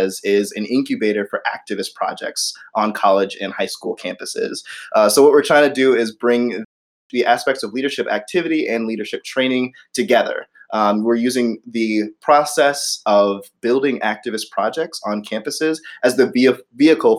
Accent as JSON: {"language": "English", "town": "St. Louis", "region": "Missouri", "country": "United States", "moved": "yes", "said": "I'm originally from St. Louis"}